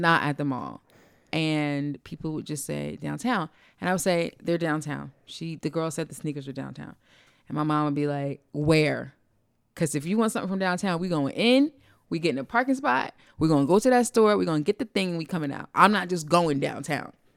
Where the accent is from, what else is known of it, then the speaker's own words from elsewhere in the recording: East Orange, New Jersey, United States; We're from East Orange